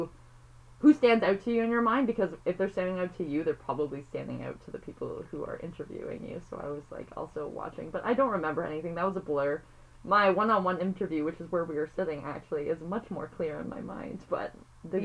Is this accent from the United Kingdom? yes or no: no; Toronto, Ontario, Canada; I grew up in Toronto